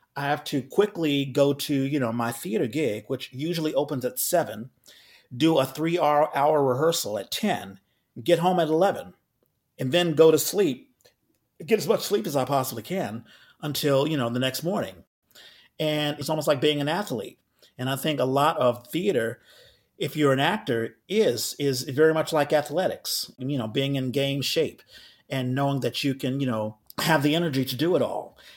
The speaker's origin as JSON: {"language": "English", "town": "Washington", "region": "District of Columbia", "country": "United States", "also_born_or_lived": "New York City", "moved": "as an adult", "lives_now": "San Francisco Bay Area, United States", "said": "I live in the Bay Area, but I'm originally from Washington D.C."}